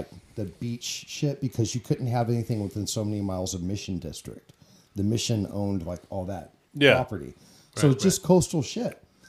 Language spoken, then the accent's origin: English; Wyoming, United States; I'm from Wyoming.